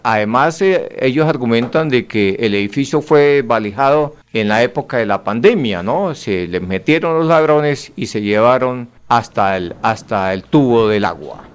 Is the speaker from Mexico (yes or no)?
no; Santander, Colombia; estamos acá, somos santandereanos